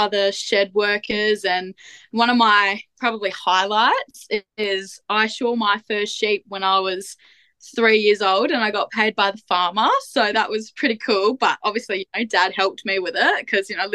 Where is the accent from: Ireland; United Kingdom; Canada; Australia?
Australia; central Midlands area, near Geraldton, Western Australia; also born or lived in Wheatbelt, Western Australia; I was born and bred in Perindry, which is in the central Midlands area, so closer to Geraldton than where I currently am now